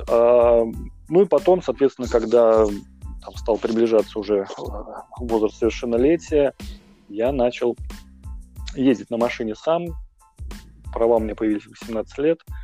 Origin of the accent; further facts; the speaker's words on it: Moscow, Russia; moved away as an adult; now in Saint Petersburg, Russia; я коренной москвич, э, я 30 лет прожил, ну, 29 прожил в Москве